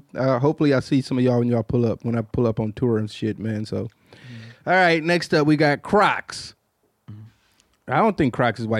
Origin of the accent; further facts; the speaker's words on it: Queens, New York, United States; I grew up in Queens, New York.